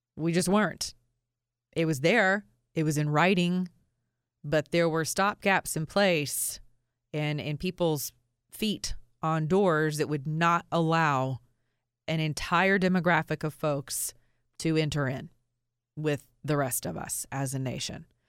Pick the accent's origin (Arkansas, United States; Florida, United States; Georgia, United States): Georgia, United States; a law school in the state of Georgia, which happens to be my state. I'm from Georgia